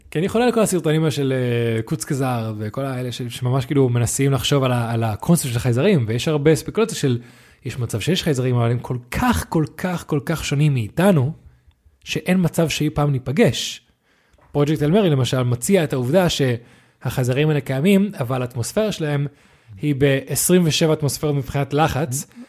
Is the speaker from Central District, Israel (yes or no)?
yes; Netanya, Central District, Israel; now in Tel Aviv, Israel; אני והרג גדלנו בנתניה